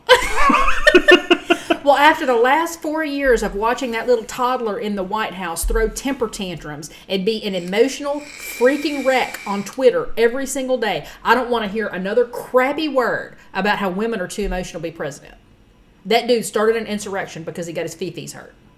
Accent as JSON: {"language": "English", "region": "Texas", "country": "United States", "said": "I'm from Texas"}